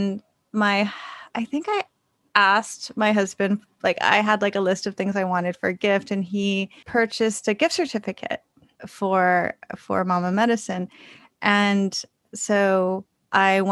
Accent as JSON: {"language": "English", "town": "Los Angeles", "region": "California", "country": "United States", "tie": "born or raised there", "also_born_or_lived": "Bay Area, California", "moved": "yes", "lives_now": "New York, United States", "said": "I grew up in Los Angeles, then I lived in the Bay Area."}